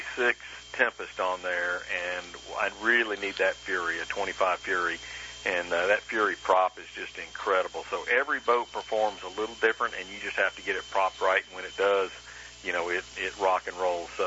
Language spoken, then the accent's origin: English; Florida, United States; my home state